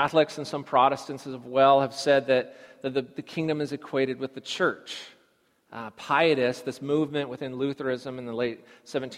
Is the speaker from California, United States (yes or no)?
yes; California, United States; growing up in California.